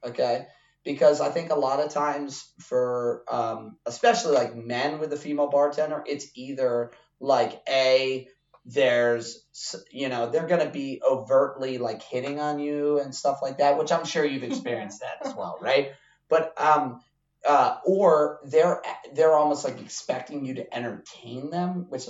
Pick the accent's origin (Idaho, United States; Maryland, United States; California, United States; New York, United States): Maryland, United States; Baltimore; also born or lived in Wichita, Kansas; I come up in Maryland, you know, grow up my formidable years, you know, my high school and college years in Baltimore